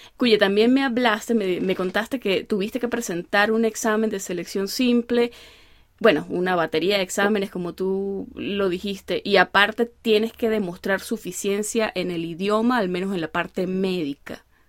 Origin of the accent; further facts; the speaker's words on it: Venezuela; yo soy una venezolana que no sabe bailar salsa